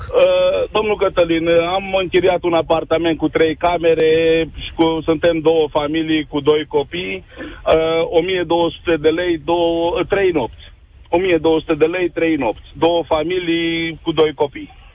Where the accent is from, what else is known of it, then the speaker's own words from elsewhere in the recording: Bacău, Bacău County, Romania; eu sunt din Bacău, județul Bacău